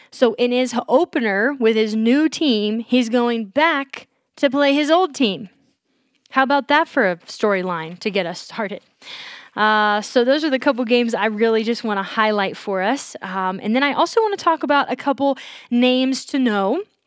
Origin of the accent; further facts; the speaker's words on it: Georgia, United States; I, growing up in Georgia